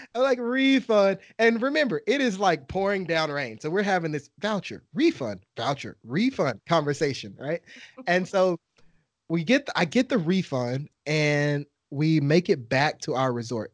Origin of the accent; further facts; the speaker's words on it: Texas, United States; I'm from Texas